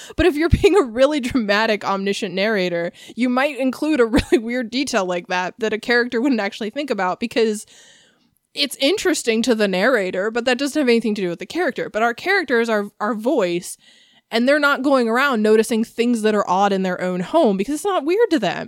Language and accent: English; United States; I'm from America.